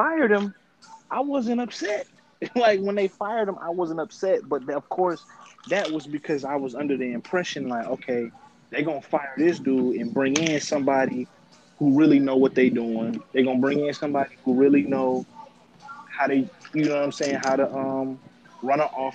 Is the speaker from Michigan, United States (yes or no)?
yes; Detroit, Michigan, United States; I'm from Detroit too.